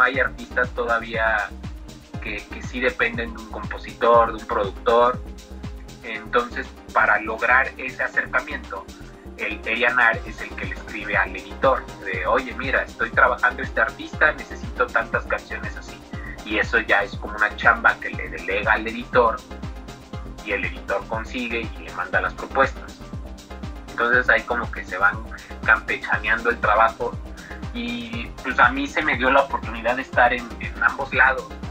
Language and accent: Spanish; Mexico; soy un autor de México